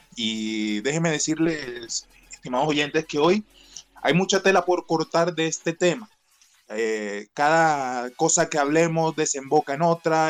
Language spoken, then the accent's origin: Spanish; Colombia; siendo colombiano